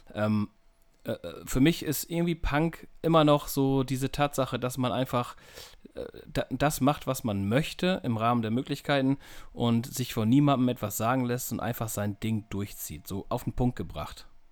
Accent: near Emden, North Sea coast, Lower Saxony, Germany; ich komme aus dem hohen Norden, äh, kurz entfernt von Emden. Ähm, ja, direkt an der Nordsee, direkt am Deich, direkt am Leuchtturm

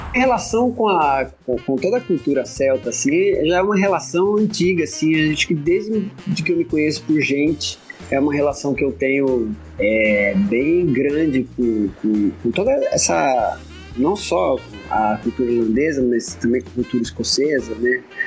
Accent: Sorocaba, São Paulo, Brazil; moved away as an adult; also born or lived in Londrina; Quando eu me mudei para Londrina, que eu sou de Sorocaba, eu vim fazer faculdade em Londrina

